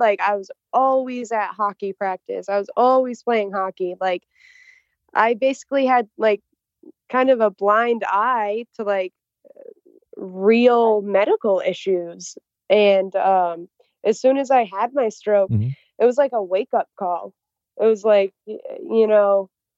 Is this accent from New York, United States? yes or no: no; Cumberland, Rhode Island, United States; also born or lived in Pawtucket, Rhode Island; I'm originally from Pawtucket, Rhode Island, and now I live in Cumberland.